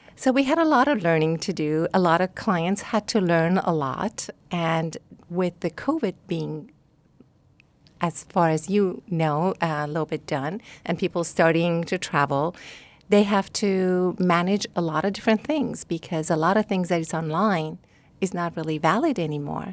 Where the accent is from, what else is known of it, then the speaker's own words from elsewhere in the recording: Iran; also born or lived in Rochester; now in Scottsdale, United States; I'm from Iran